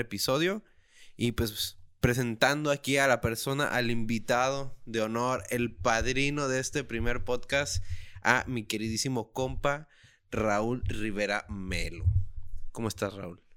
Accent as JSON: {"language": "Spanish", "town": "Tijuana", "region": "Baja California", "country": "Mexico", "said": "soy un tijuanense"}